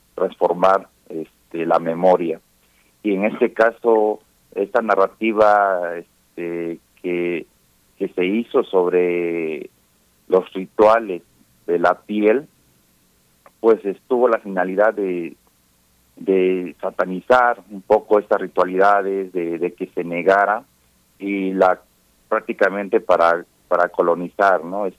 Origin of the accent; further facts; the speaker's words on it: La Montaña region of Guerrero, Mexico; la región de donde yo soy, que es eh, la región de la montaña de Guerrero